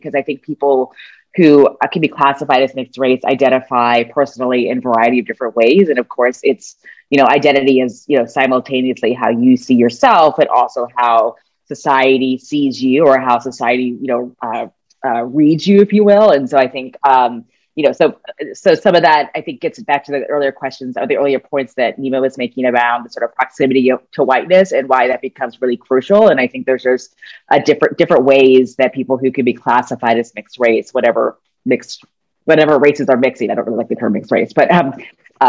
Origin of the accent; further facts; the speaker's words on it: United States; as an American, as a U.S. citizen